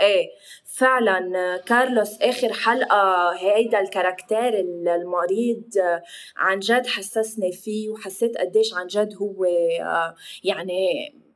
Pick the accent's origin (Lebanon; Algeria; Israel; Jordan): Lebanon; نحن اللبنانيه